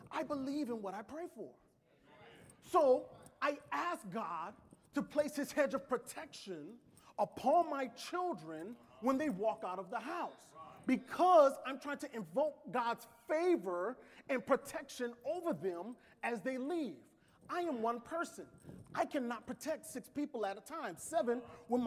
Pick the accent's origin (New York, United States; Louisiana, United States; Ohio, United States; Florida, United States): Louisiana, United States; New Orleans; I am from New Orleans.